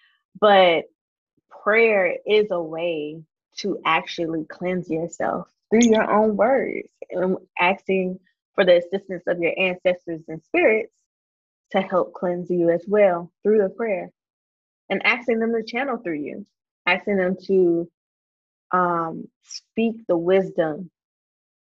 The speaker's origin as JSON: {"language": "English", "region": "South Carolina", "country": "United States", "tie": "born or raised there", "said": "I grew up in South Carolina in the country. I'm a country girl. I live in the country."}